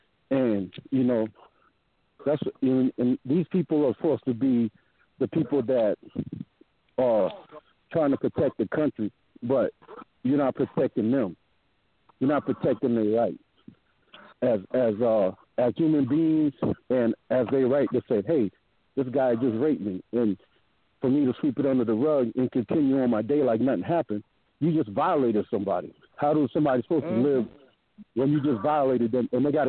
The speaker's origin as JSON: {"language": "English", "town": "Parris Island", "region": "South Carolina", "country": "United States", "tie": "born or raised there", "said": "I grew up in Parris Island, so I grew up on a Marine base."}